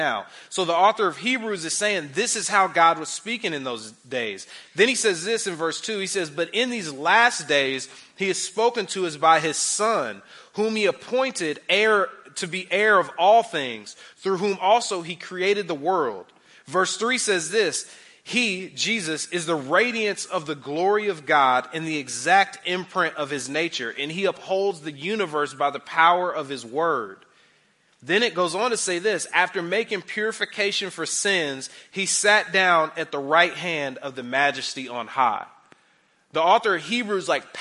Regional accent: United States; American Christians

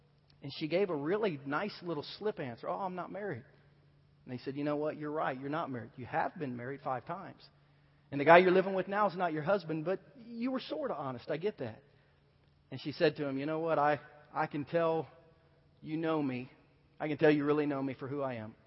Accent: Southern Ohio, United States; moved away as an adult; also born or lived in Virginia; now in Kansas City, United States; I grew up in Southern Ohio, lived in Southern Ohio all my life, a very small country farming town in Southern Ohio.

